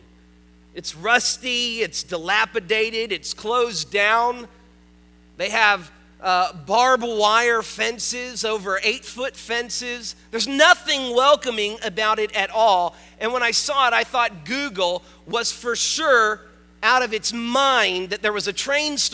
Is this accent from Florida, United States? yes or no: yes; North Miami, Florida, United States; I grew up in North Miami